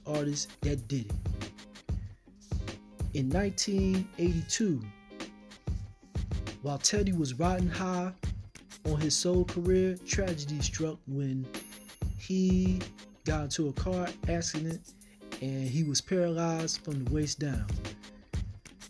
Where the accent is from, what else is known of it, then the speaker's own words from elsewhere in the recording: Philadelphia, Pennsylvania, United States; Philadelphia, Pennsylvania, which is where I am from